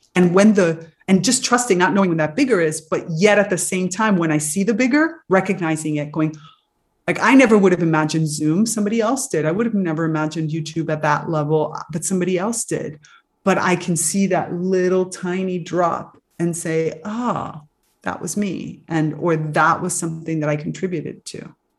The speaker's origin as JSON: {"language": "English", "town": "Miami", "region": "Florida", "country": "United States", "tie": "born or raised there", "said": "growing up in Miami, you're sort of surrounded a little bit by the magic world."}